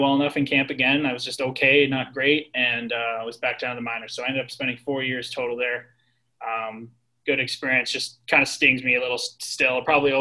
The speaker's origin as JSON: {"language": "English", "town": "Newmarket", "region": "Ontario", "country": "Canada", "tie": "born or raised there", "said": "I played for a rep team all growing up in my hometown. We were called the New Market Redmen."}